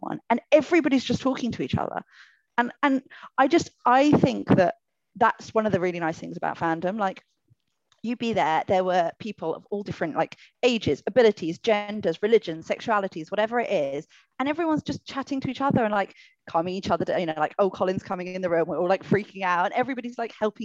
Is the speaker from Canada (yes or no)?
no; United Kingdom; our experience as British Wancers